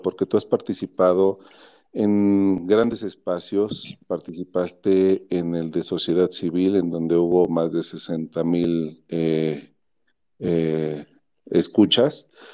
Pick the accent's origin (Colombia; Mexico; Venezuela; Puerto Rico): Mexico